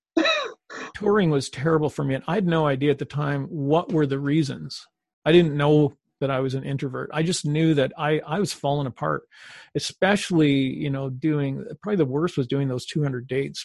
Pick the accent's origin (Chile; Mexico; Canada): Canada; we're Canadian